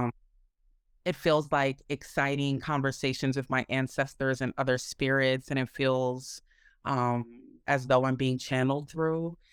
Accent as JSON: {"language": "English", "town": "Minneapolis", "region": "Minnesota", "country": "United States", "tie": "born or raised there", "said": "I was raised in the Midwest, um, in Minneapolis, Minnesota"}